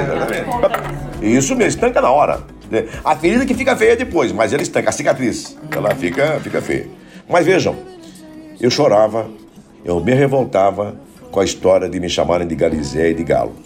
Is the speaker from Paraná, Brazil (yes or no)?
yes; Paranaguá, Paraná, Brazil; also born or lived in Curitiba; Fiquei em Paranaguá, daí direto, é, quatro anos sem ver minha mãe